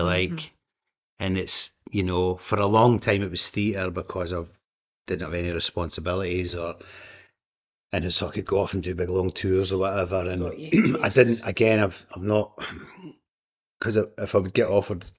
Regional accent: Blairgowrie, Scotland, United Kingdom; moved away as an adult; also born or lived in Dundee / London; we're from Blairgowrie

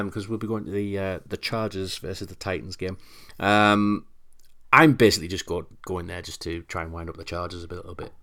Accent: United Kingdom; we're, we're British

